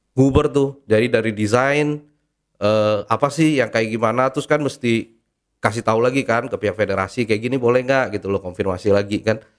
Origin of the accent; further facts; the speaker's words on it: Indonesia; saya lahir di Indonesia, uh, gede juga makan beras Indonesia, sekolah pun sekolah Indonesia